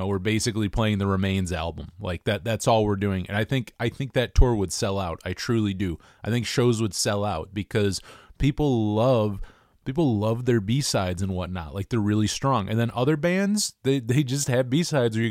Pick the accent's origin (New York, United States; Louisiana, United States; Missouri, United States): New York, United States; I'm from New York. I'm not from California